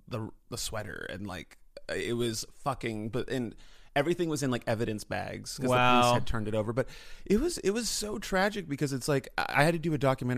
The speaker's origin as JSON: {"language": "English", "region": "California", "country": "United States", "tie": "born or raised there", "said": "I lived in San Francisco. I grew up in the Bay Area"}